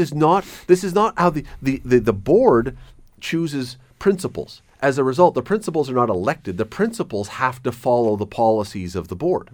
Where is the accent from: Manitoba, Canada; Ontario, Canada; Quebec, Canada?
Ontario, Canada; Toronto; now in Hamilton, Canada; I grew up in Toronto